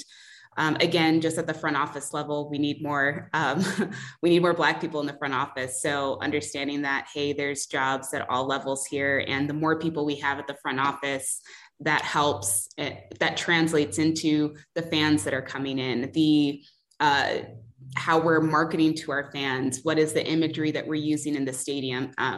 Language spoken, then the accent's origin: English; Nigeria; I'm Nigerian. I've met tons of Nigerians through soccer.